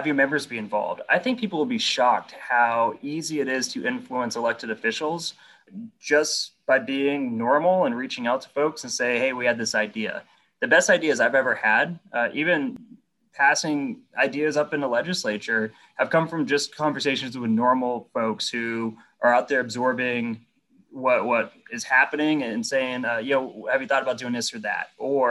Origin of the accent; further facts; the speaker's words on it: New England, United States; but frankly, I grew up in New England, right? Like we grew up watching the Patriots.